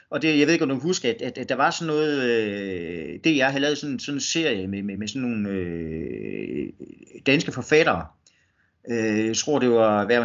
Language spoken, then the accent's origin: Danish; West Jutland, Denmark; de så opdager, at jeg kommer fra Vestjylland. Øh, de, de tænker ikke på, at, at, at, at der findes noget uden for Storkøbenhavn.